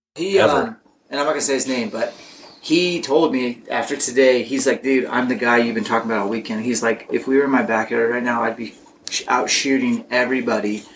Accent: Spokane, Washington, United States; moved away; I will do one small camp at my hometown

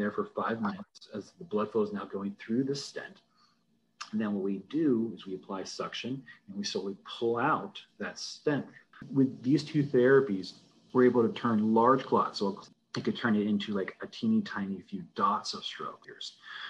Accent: Fallbrook, California, United States; also born or lived in Berkeley, California / Virginia / Phoenix, Arizona / Los Angeles, California; I was born in California, actually in Fallbrook, which is literally just next door to Temecula.

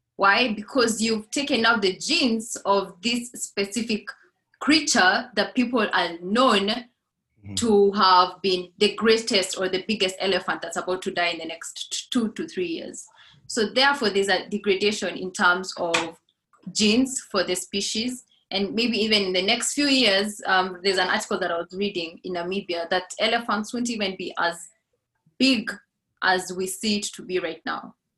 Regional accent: Laikipia County, Kenya; now in Nairobi, Kenya; I grew up in Laikipia, one of the best destinations for wildlife

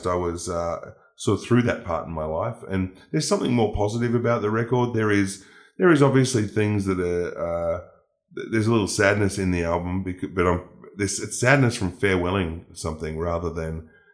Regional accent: Melbourne, Victoria, Australia; in Melbourne, in my hometown

